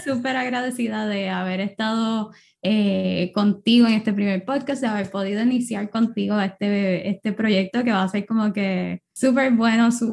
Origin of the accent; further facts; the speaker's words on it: Puerto Rico; moved away; Puerto Rico, obviamente, que es mi país natal